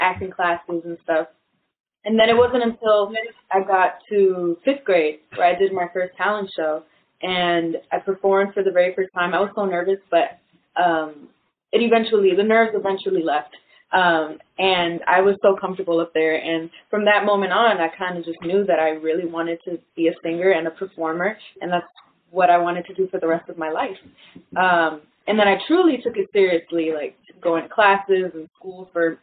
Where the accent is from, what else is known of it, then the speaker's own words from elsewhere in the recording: New York City, New York, United States; I'm a singer from New York. I was born in Brooklyn, raised in Washington Heights